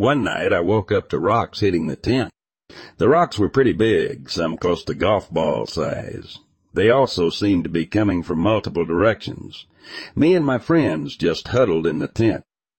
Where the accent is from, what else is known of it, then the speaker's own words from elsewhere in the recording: Texas, United States; I grew up in North Texas, south of Fort Worth. We lived in a small town whose name I will not mention.